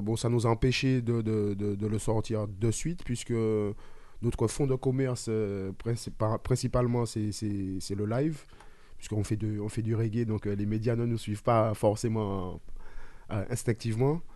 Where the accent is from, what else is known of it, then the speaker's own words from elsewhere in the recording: Martinique; chez moi en Martinique.